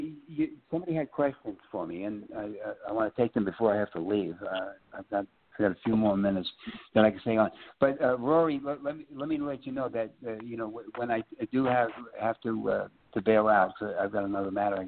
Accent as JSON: {"language": "English", "town": "New York City", "region": "New York", "country": "United States", "tie": "born or raised there", "also_born_or_lived": "Phoenix", "moved": "yes", "said": "By the Battery. That's where I grew up, Red Hook."}